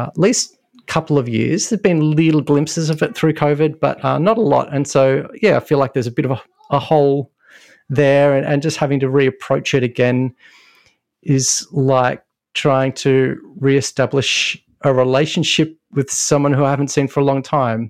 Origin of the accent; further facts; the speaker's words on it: Melbourne, Victoria, Australia; I grew up in Melbourne in Australia and this is where I am now